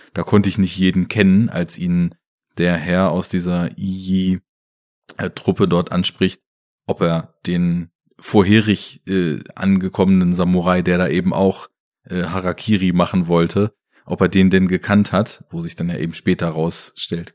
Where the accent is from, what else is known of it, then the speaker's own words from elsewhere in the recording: Germany; bei uns in Deutschland